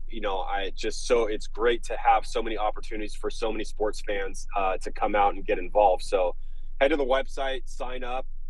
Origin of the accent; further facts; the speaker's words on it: Los Angeles, California, United States; growing up in Southern California, particularly Los Angeles, is part of my being